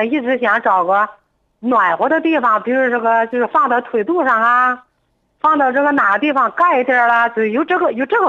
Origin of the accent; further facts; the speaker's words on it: Changyuan, Henan, China; 我是咱们长垣县的。